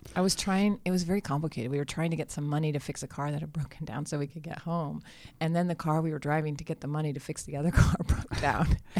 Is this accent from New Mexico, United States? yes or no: yes; New Mexico, United States; southern New Mexico, my home state